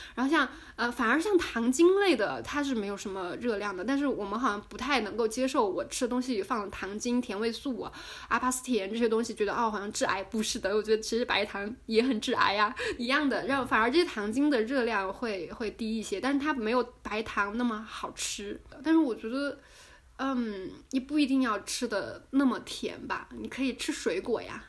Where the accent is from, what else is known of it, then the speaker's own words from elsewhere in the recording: China; 我们中国人